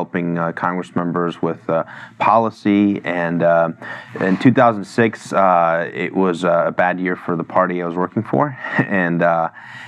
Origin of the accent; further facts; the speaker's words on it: Mexico; also born or lived in New York City; now in Washington, D.C., United States; I'm an immigrant myself. I was born in Mexico. And my family came here